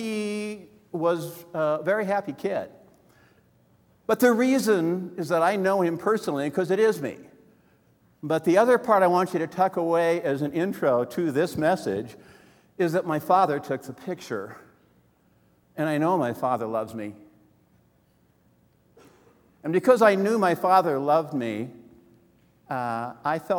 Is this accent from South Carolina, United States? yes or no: no; Wisconsin, United States; I'm from Wisconsin